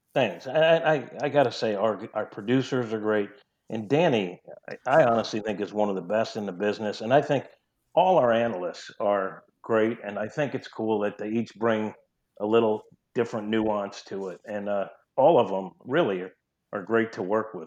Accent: New York, United States; accent: New York twang; moved away as an adult; now in St. Louis, United States; I'm a New Yorker. I still have a little New York twang

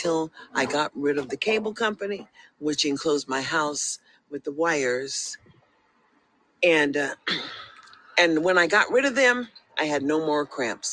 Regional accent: United States; also born or lived in Las Vegas, Nevada / Sacramento, California; as I am an American.

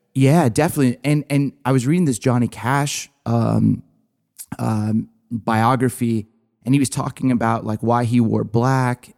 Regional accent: Southern California, United States; I grew up in Southern California

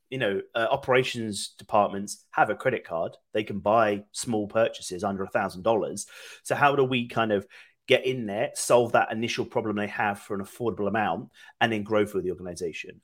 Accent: United Kingdom; moved away as an adult; now in Austin, United States; I'm originally from the UK, but I've been here about four years now

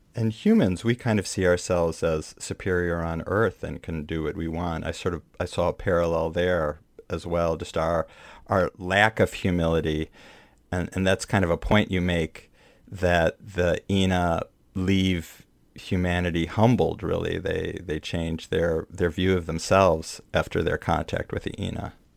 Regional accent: Midwest, United States; born or raised there; now in New York, United States

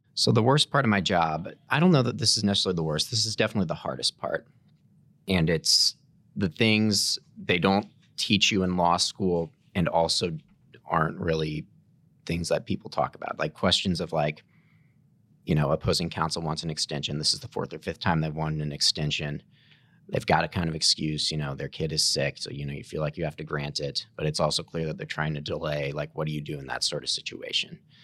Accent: St. Louis, Missouri, United States; also born or lived in Kansas City; I was born and raised in Saint Louis

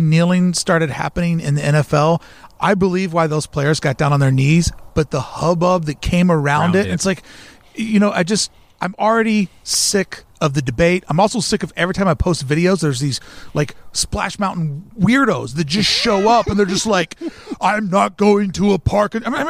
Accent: the South, United States; I am from the South.

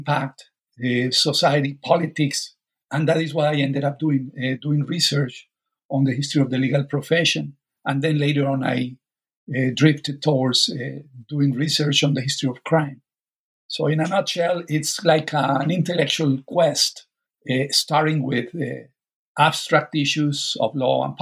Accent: Colombia; moved away as an adult; I was born, raised in Colombia, and also did my undergraduate degree there

